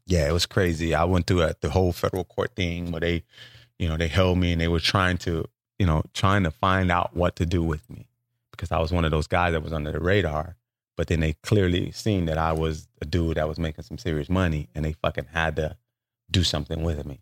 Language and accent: English; Los Angeles, California, United States; moved away; also born or lived in New Orleans; I'm from South Central Los Angeles